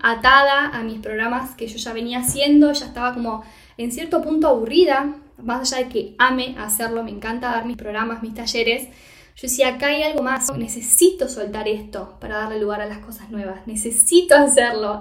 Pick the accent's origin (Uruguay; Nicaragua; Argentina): Argentina; moved away as an adult; also born or lived in Costa Rica / Mexico; now in Castellón de la Plana, Spain; Yo me mudé, me fui de Argentina, mejor dicho, en enero del 2022 de este año